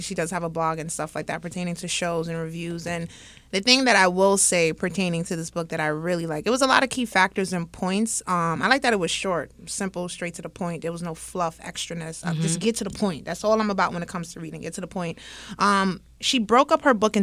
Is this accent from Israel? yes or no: no; Jamaica; being Jamaican